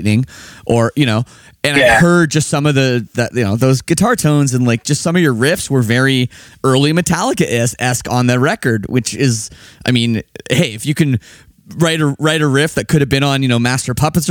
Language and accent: English; Toronto, Ontario, Canada; I'm from Toronto